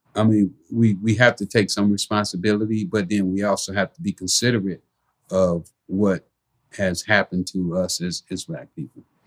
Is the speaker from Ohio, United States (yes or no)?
no; Los Angeles, California, United States; growing up in South Central